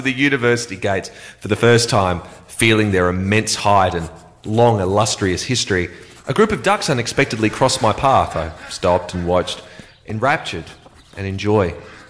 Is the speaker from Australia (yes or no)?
yes; Adelaide, South Australia, Australia; I'm 17 years old and I'm from Adelaide, South Australia. I am in year 12.